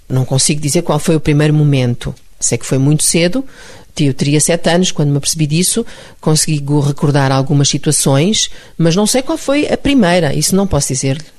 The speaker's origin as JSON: {"language": "Portuguese", "country": "Mozambique", "tie": "born or raised there", "moved": "yes", "said": "É a terra onde eu nasci, era uma terra maravilhosa"}